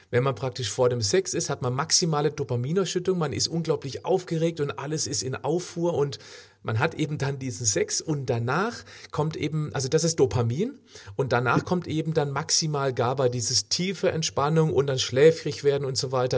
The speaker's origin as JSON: {"language": "German", "town": "Freiburg", "region": "Baden-Württemberg", "country": "Germany", "tie": "born or raised there", "said": "in meiner Heimatstadt Freiburg"}